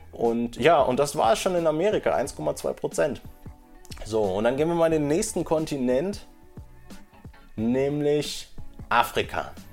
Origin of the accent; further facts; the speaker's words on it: Bochum, North Rhine-Westphalia, Germany; okay, ich komme aus Bochum in meinem Fall oder sowas, ne, wo ich geboren bin